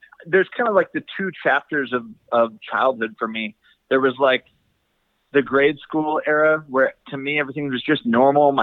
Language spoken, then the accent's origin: English; Utah, United States; also born or lived in Idaho / Colorado; I've spent the majority of my life in Utah, a little bit in Colorado. And so to me, I'm from Utah